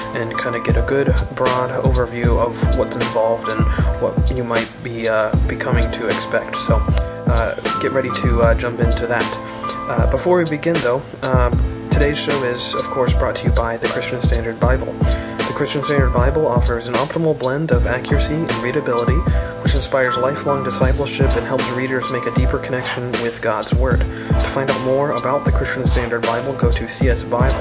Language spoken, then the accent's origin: English; Greenville, South Carolina, United States; my hometown of Greenville, South Carolina